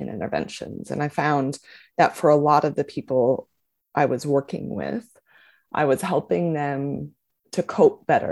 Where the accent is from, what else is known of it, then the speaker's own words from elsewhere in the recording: Indiana, United States; also born or lived in Boston / Phoenix, Arizona / San Diego; now in Brisbane, Australia; I grew up in Indiana, sort of near Chicago, and moved on to Boston and then Phoenix, Arizona, and San Diego before coming to Brisbane